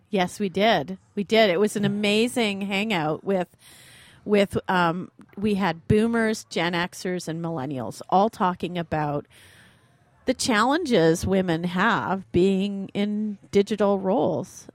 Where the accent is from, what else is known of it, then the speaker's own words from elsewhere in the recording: Ottawa, Ontario, Canada; I grew up in Ottawa